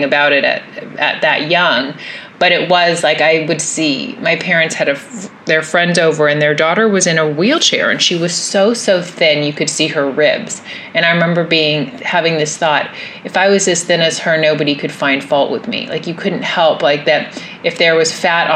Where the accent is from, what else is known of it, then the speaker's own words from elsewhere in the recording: Los Angeles, California, United States; growing up in Los Angeles